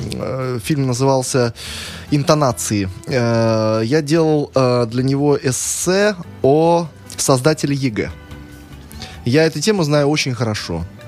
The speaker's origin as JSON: {"language": "Russian", "region": "Saint Petersburg", "country": "Russia", "tie": "born or raised there", "said": "коренной питерец"}